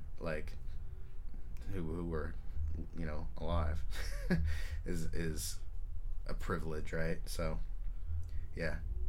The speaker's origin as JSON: {"language": "English", "town": "Alameda", "region": "California", "country": "United States", "tie": "born or raised there"}